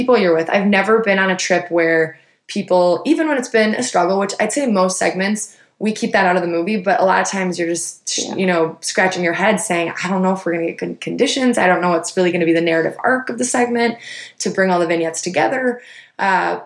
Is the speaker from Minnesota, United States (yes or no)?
yes; Minnesota, United States; now in West Coast, United States; I loved growing up in Minnesota